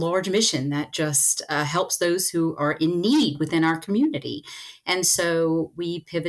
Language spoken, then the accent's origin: English; Chauvin, Louisiana, United States; Well, I was born in Chauvin, Louisiana, which is way down the bayou